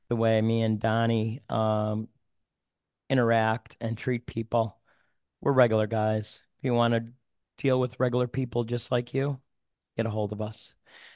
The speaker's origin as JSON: {"language": "English", "town": "Buffalo", "region": "New York", "country": "United States", "said": "Hey, I'm from South Buffalo."}